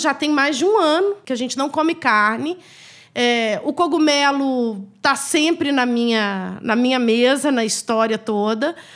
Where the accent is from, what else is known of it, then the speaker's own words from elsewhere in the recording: Minas Gerais, Brazil; a gente é mineiro